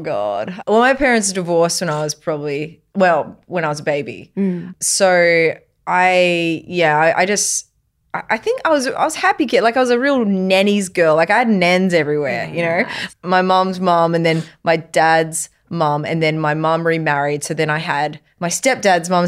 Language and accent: English; Queensland, Australia; I was brought up in Queensland